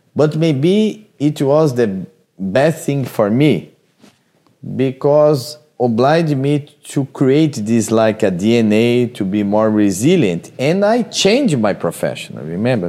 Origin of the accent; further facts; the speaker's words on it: Brazil; moved away; I came from Brazil.